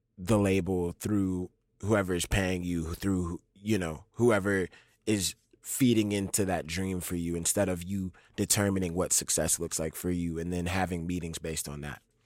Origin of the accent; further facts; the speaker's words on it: New Orleans, Louisiana, United States; born and raised in New Orleans